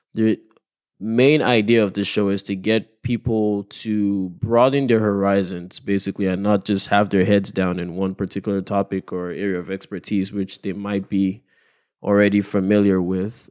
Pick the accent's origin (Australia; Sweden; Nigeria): Nigeria; moved away; my home country of Nigeria.